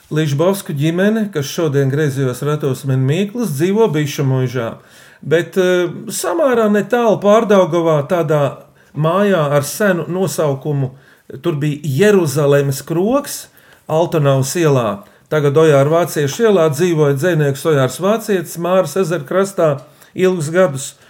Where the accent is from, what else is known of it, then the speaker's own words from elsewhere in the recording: Riga, Latvia; esmu deju pieradinātājs no Rīgas ar kurzemnieku asinsriti.